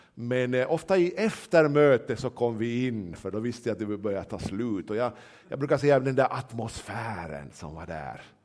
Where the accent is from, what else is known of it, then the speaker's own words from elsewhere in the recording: Nyland, Uusimaa, Finland; jag är väl nylänning